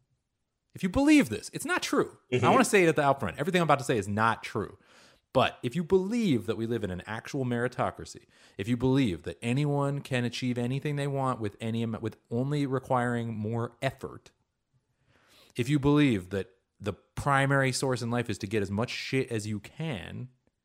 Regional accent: Seattle, Washington, United States; first language Hebrew; English is a second language; also born or lived in Fontana, California / Rancho Cucamonga, California / Oakland, California; I grew up in Seattle

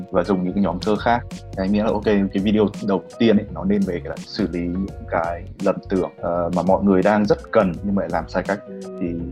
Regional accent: Hanoi, Vietnam; anh được sinh ra và lớn lên ở Hà Nội

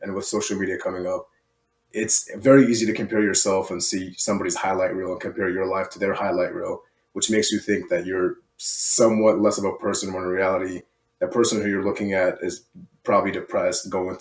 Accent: Iraq; moved away; I'm from Iraq, first and foremost.

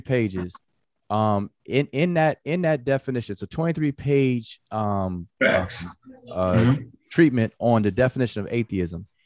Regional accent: United States; I'm an American. I practice American culture

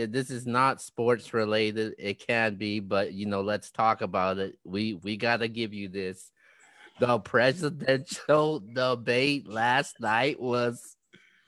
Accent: United States; we as the American people

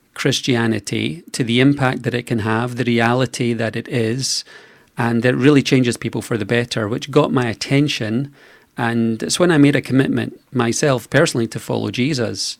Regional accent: Scotland, United Kingdom; I was born in Scotland.

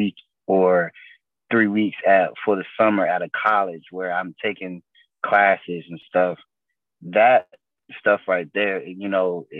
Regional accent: Portsmouth, Virginia, United States; being from Portsmouth

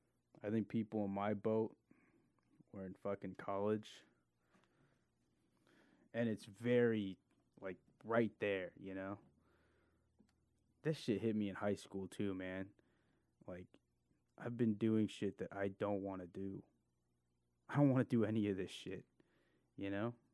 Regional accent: California, United States; I'm from California

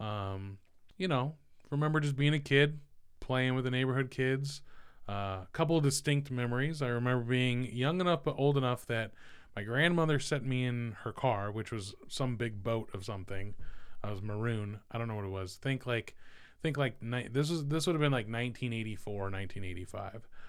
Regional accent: Merced, California, United States; moved away as an adult; now in Ohio, United States; I was born in the Central Valley, um, little place called Merced

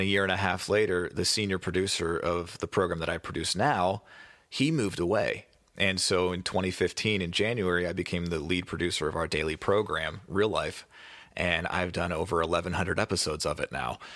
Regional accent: Pittsburgh, Pennsylvania, United States; where I grew up in Pittsburgh

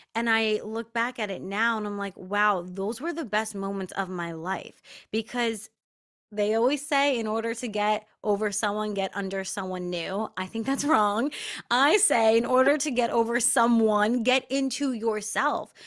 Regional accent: Long Island, New York, United States; I grew up on Long Island

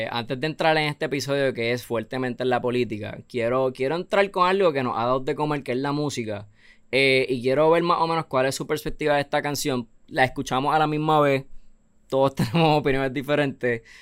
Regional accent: Puerto Rico; soy yo, ¿verdad? Siendo puertorriqueño

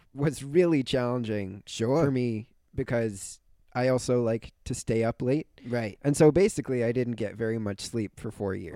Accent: Philadelphia, Pennsylvania, United States; also born or lived in Italy; I was born in Philadelphia

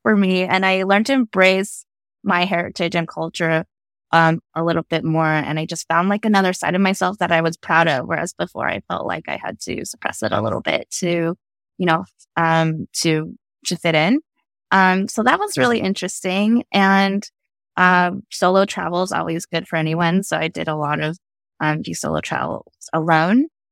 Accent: Santa Fe, New Mexico, United States; I grew up in Santa Fe, New Mexico, as one of the only Asian kids in school

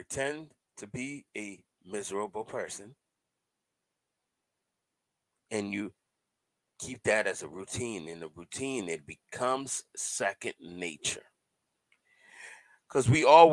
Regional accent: Cambridge, Massachusetts, United States; I was born in Cambridge, Massachusetts

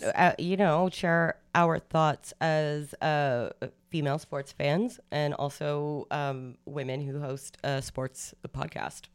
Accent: Canada; as Canadians, as Canadian women

